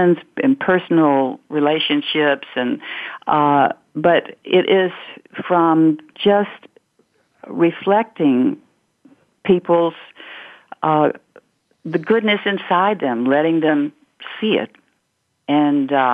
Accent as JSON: {"language": "English", "town": "Batesville", "region": "Mississippi", "country": "United States", "tie": "born or raised there", "moved": "as an adult", "said": "that was a wonderful place to grow up and a wonderful place to leave when I got to be 18"}